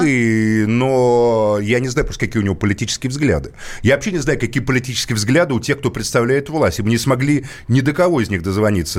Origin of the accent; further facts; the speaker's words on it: Moscow, Russia; как москвич